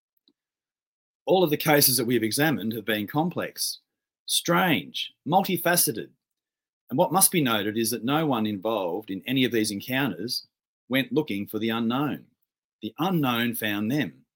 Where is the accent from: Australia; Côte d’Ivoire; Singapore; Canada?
Australia; Victoria; my home state of Victoria